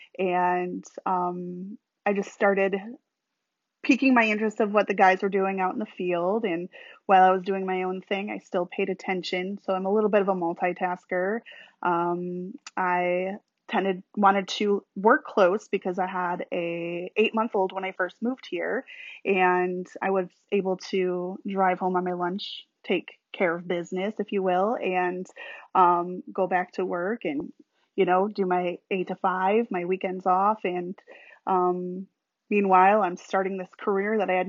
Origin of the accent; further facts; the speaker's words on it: New York, United States; moved away as an adult; also born or lived in Illinois; now in Florida, United States; I'm from New York originally. I moved here about 10 years ago.